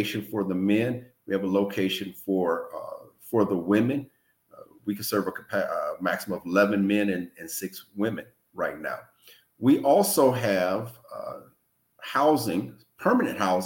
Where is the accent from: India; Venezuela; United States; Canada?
United States; Lorain, Ohio; now in Tallahassee, United States; I'm originally from Ohio. I grew up in Lorain, Ohio.